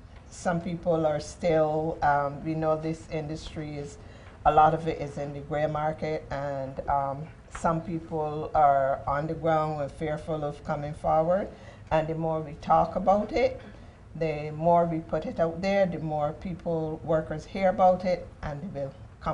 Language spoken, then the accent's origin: English; Barbados; moved away as an adult; also born or lived in New York; now in United States; before I came to the U.S., I came from Barbados, from the Caribbean.